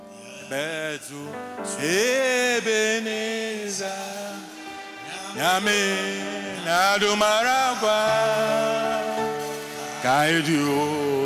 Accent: Winneba, Central Region, Ghana; A young boy growing up in Winneba, and every day we go to the beach

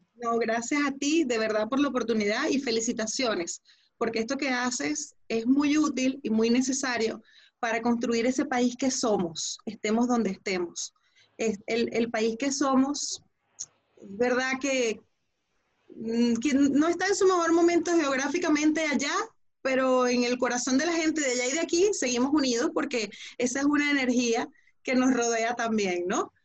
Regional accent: Venezuela; tenemos una madre en común que se llama Venezuela

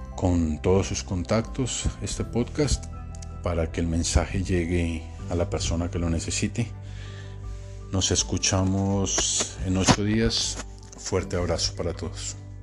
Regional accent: Colombia; moved away; also born or lived in Panama; mi país

